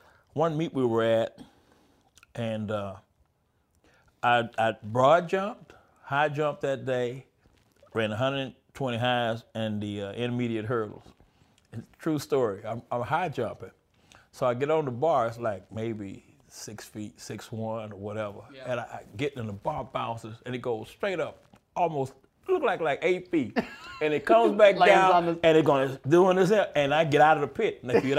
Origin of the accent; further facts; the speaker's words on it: Houston, Texas, United States; Dallas Cowboys, you know. {S0} Yeah. {S1} Yeah, when you're in Texas, yeah.